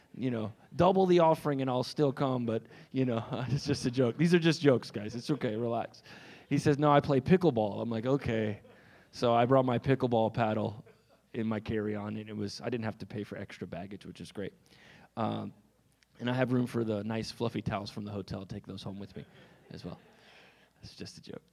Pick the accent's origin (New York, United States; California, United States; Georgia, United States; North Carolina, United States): North Carolina, United States; Raleigh; I hail from Raleigh, North Carolina